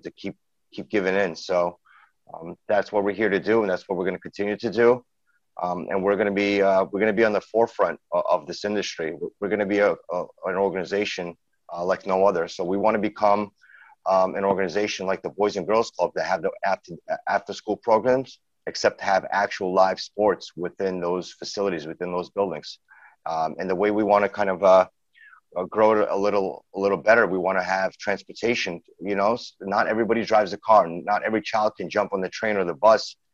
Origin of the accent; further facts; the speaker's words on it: New York City, New York, United States; also born or lived in St. Petersburg, Russia; that's how we grew up in Brooklyn, New York. I'm from Brooklyn.